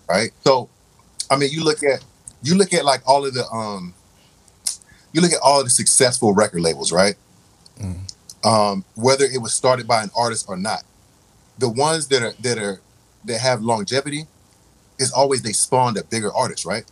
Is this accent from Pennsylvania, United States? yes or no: no; Raleigh, North Carolina, United States; moved away; I say North Carolina, and everybody, oh, you from the country, right? Like, all right, I'm from Raleigh